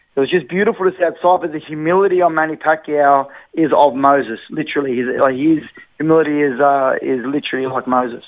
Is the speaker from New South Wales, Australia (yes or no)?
no; Brisbane, Queensland, Australia; Born and raised in Brisbane.